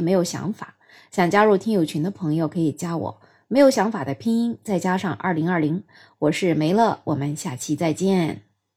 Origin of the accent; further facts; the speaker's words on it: China; 我们中国人